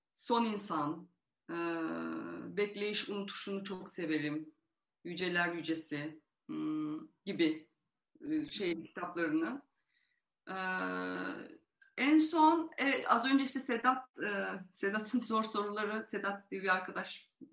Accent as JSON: {"language": "Turkish", "region": "Van", "country": "Turkey", "tie": "born or raised there", "moved": "yes", "said": "Yani doğuda büyüdüm, Van'da büyüdüm"}